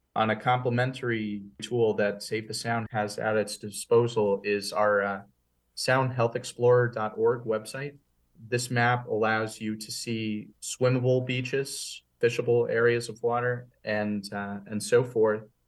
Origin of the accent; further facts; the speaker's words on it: West Hartford, Connecticut, United States; I grew up in West Hartford